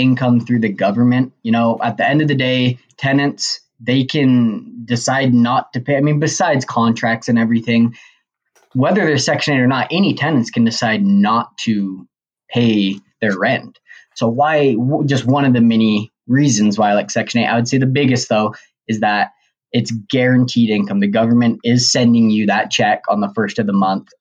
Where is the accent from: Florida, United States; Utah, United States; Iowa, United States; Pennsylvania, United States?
Utah, United States; Logan; I am from Logan, Utah